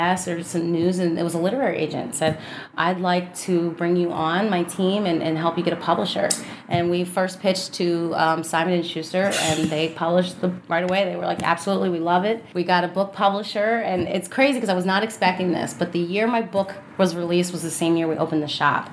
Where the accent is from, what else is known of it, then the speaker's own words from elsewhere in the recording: Philadelphia, Pennsylvania, United States; moved away; I'm from Philadelphia area native. I've lived all over the country, but keep coming back to this city